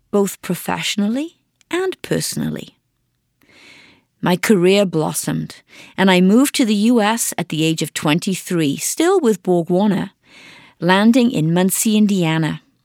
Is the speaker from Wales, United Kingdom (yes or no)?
yes; Wales, United Kingdom; moved away as an adult; also born or lived in Swansea; now in Detroit, United States; I grew up on a farm in Wales